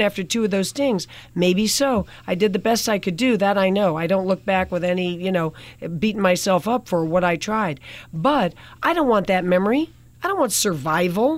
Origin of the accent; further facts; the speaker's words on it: New York City, New York, United States; moved away as an adult; also born or lived in France / Egypt; now in Los Angeles, United States; I was born in Manhattan. I had two foreign parents, and so I did spend time in their countries, which was France and Egypt